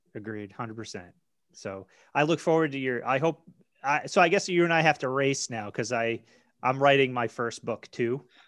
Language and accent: English; Maine, United States; I grew up in Maine